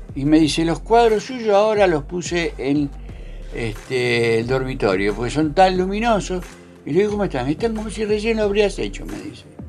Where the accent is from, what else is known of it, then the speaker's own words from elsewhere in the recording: Buenos Aires, Argentina; moved away as an adult; now in Trelew, Argentina; Nosotros somos de Buenos Aires